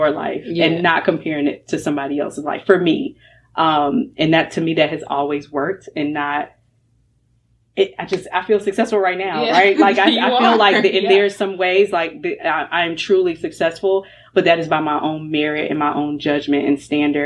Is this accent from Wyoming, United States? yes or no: no; North Carolina, United States; also born or lived in Florida; I'm raised in North Carolina. I was born in Florida.